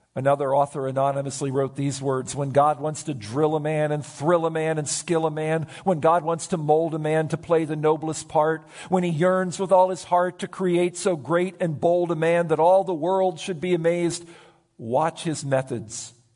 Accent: United States; my right as an American citizen

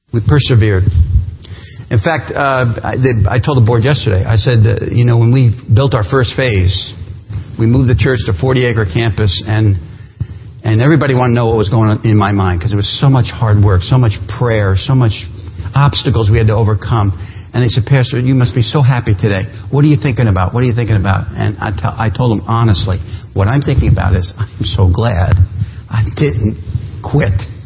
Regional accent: New Jersey, United States; moved away as an adult; now in Appleton, United States; I'm from New Jersey. You'll pick up that accent at some point.

